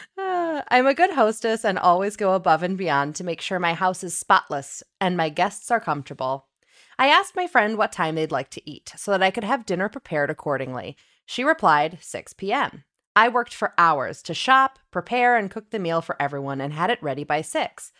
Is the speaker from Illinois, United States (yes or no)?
yes; Illinois, United States; I'm from Illinois as well